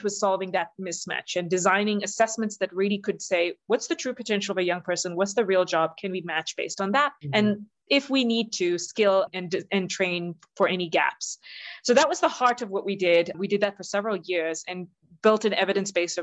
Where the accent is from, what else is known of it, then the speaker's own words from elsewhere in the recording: South India, India; moved away; I'm originally from India